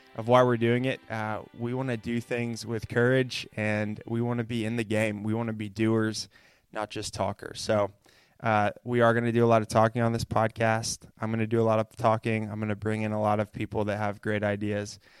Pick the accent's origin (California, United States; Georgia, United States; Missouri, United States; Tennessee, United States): Tennessee, United States; Chattanooga; I grew up in Chattanooga, Tennessee, where we are right now